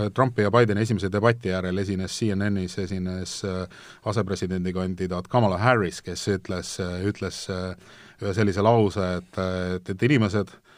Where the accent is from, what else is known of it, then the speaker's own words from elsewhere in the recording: Estonia; ma olen Eestist